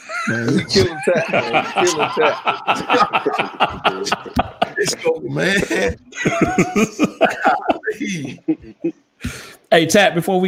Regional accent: Rochester, New York, United States; I'm from upstate New York. I'm from Rochester

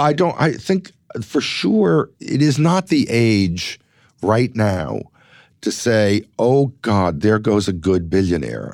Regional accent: Los Angeles, California, United States; growing up in Los Angeles

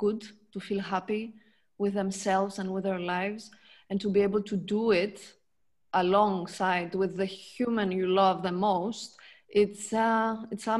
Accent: Greece; moved away as an adult; now in Lucerne, Switzerland; So originally I'm born in Greece, from a French mother and a Greek father

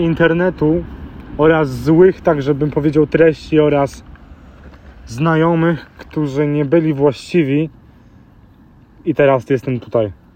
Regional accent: London, United Kingdom; Dorastając e, w Londynie, w Wielkiej Brytanii

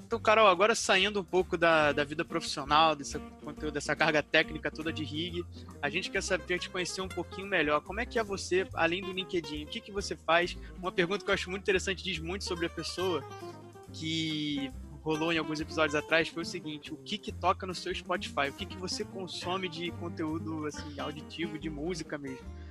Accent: Rio de Janeiro, Brazil; eu sou do Rio de Janeiro

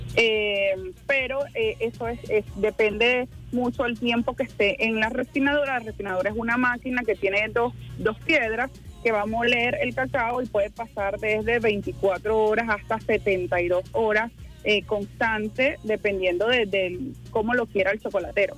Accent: Quebrada de Monos, Sucre, Venezuela; moved away as an adult; Ahí crecí, ahí estuve hasta, hasta que ya me tocó, terminé eh, el liceo y me tocó irme a la universidad

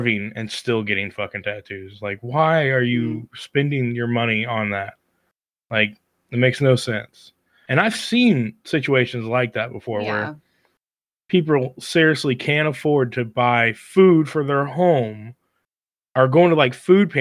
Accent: Kansas, United States; we're from Kansas

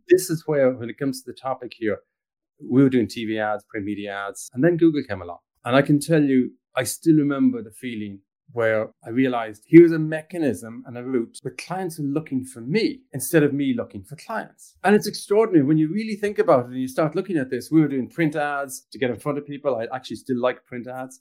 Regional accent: Ireland; moved away; also born or lived in England / Stockholm, Sweden / Toronto, Canada; I'm Irish originally

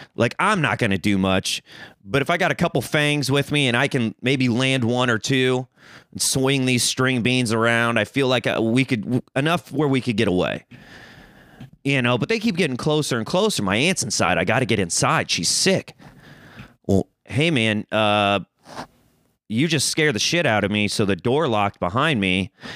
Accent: Missouri, United States; moved away as an adult; now in Los Angeles, United States; I'm a country boy. I'm from Missouri.

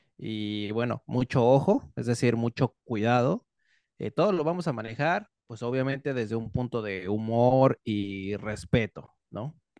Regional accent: Mexico; accent: Mexican

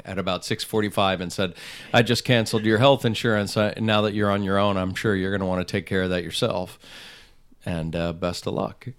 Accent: Northeast, United States; Yeah, I grew up on the Eastern Seaboard, right outside New York and Connecticut.

